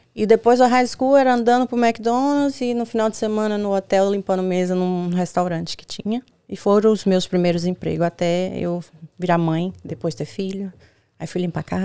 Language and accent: Portuguese; Juazeiro, Bahia, Brazil; moved away as an adult; also born or lived in Petrolina, Pernambuco; now in United States; Eu venho da Bahia, de Juazeiro, Bahia, do Nordeste, divisa com Pernambuco. Hoje toda a minha família mora em Petrolina, Pernambuco, mas gente, eu nasci em Juazeiro, Bahia.